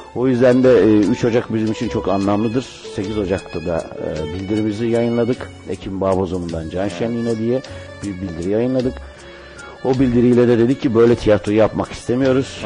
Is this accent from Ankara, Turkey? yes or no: yes; Ankara, Turkey; moved away as an adult; now in Istanbul, Turkey; Ankara'da dünyaya geldim.